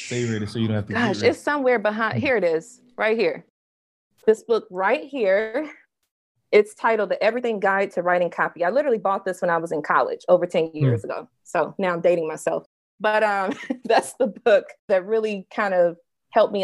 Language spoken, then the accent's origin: English; Mississippi, United States; When I was 5 years old, I'm from Mississippi.